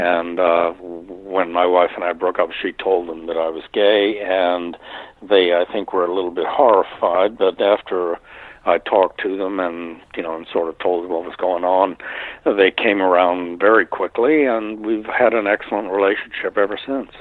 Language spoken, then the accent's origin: English; Northern Virginia, United States; moved away as an adult; now in West Palm Beach, United States; I grew up in Northern Virginia, just outside of Washington